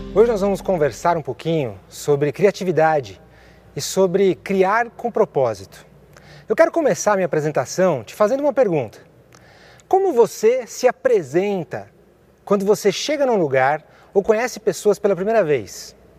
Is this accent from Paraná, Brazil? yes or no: no; São Paulo, Brazil; Eu sou nascido aqui em São Paulo